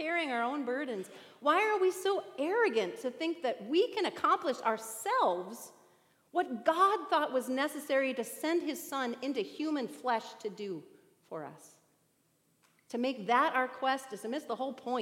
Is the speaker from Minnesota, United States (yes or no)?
yes; Bemidji, Minnesota, United States; I grew up in Bemidji, Minnesota